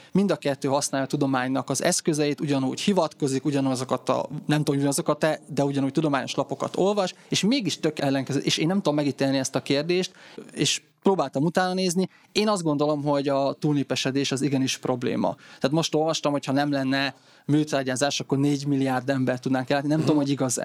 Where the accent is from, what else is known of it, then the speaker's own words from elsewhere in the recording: Tokaj-Hegyalja, Borsod-Abaúj-Zemplén, Hungary; én Tokajhegyáról származom